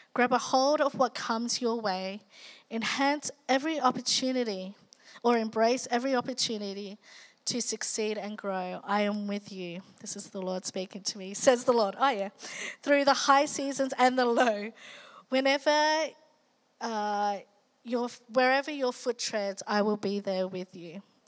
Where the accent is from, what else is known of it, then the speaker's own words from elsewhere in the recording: Australia; also born or lived in Philippines; being Asian Australian